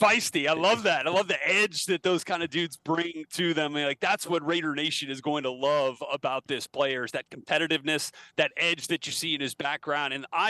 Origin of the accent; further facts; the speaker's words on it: New Orleans, Louisiana, United States; growing up in New Orleans, you know, and being a tortured son of a Saints employee